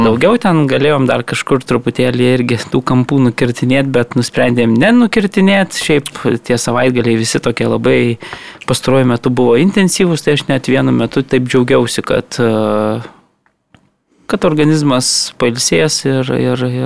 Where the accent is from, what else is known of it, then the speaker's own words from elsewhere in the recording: Kaunas, Kaunas County, Lithuania; moved away; išvyka į, į Kauną, į gimtąjį miestą